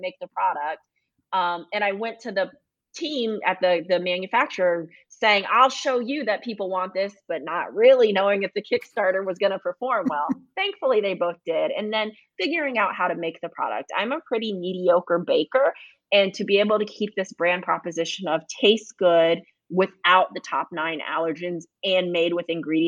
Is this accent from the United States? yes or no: yes; Fayetteville, North Carolina, United States; I grew up in Fayetteville or Fort Bragg, North Carolina